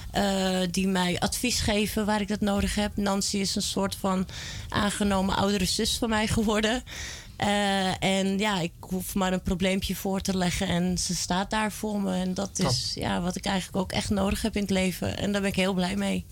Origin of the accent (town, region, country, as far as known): Almere, Flevoland, Netherlands; born or raised there; also born or lived in Amsterdam / Belgium